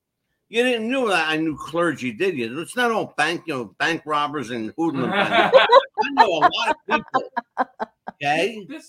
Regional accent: Philadelphia, Pennsylvania, United States; I'm from Philly. You know, that's how we talk.

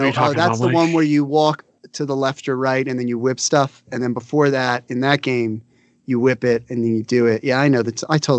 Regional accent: East Coast, United States; I'm from the East Coast.

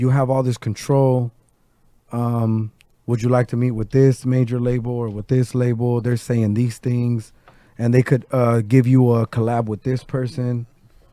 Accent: Los Angeles, California, United States; also born or lived in Inglewood, California / South Gate, California; I grew up all around LA because I come from a dysfunctional family

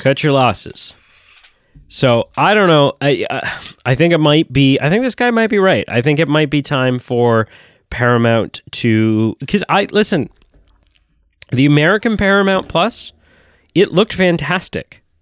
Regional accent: Canada; as a Canadian

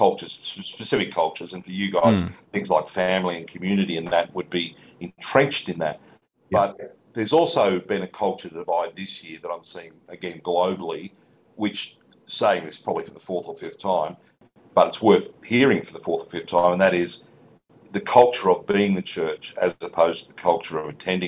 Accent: Australia; I'm still an Aussie

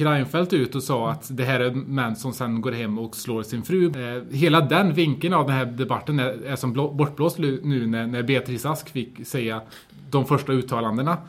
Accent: Sweden; jag har vuxit upp här i Kasa

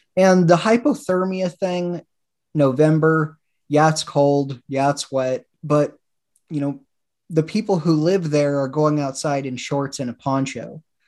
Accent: Woodland, Washington, United States; I grew up in Woodland, Washington

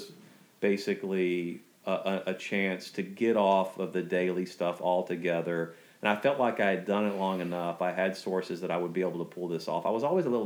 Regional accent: Texas, United States; I'm a native Texan

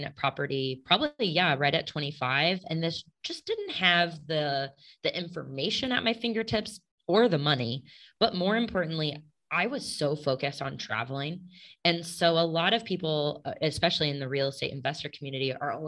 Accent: Kansas City, United States; moved away; Originally Kansas City

